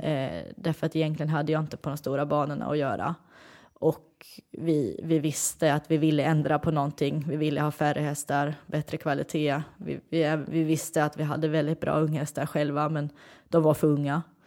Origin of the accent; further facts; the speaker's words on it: Sweden; moved away as an adult; now in Netherlands; jag som är en svensk tjej som har flyttat utomlands